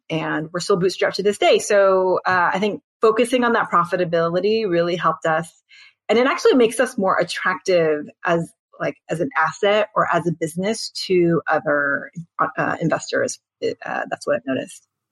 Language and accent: English; United States; I'm Korean American